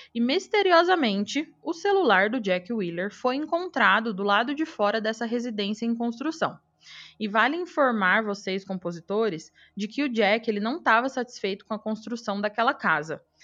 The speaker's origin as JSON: {"language": "Portuguese", "town": "Araçatuba", "region": "São Paulo", "country": "Brazil", "tie": "born or raised there", "moved": "yes", "said": "minha cidade e da minha época de atleta em Aracatuba"}